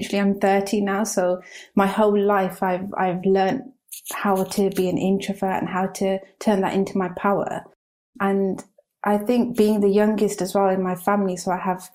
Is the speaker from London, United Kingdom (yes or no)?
no; Birmingham, West Midlands, United Kingdom; moved away; growing up in Birmingham